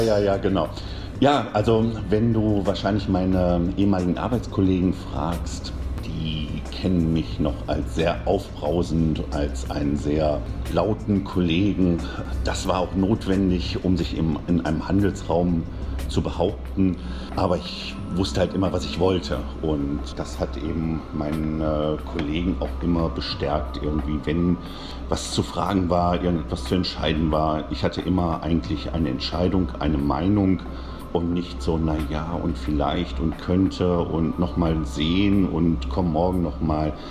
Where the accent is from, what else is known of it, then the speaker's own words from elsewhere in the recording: Bochum, North Rhine-Westphalia, Germany; also born or lived in Essen; aufgewachsen bin ich eigentlich in Bochum, also zur Schule gegangen